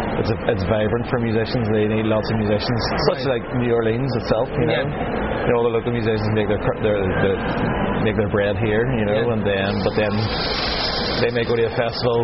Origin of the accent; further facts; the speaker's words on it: Belfast, Northern Ireland, United Kingdom; I'm an Irish singer-songwriter from Belfast specifically, and I'm a full-time working musician back home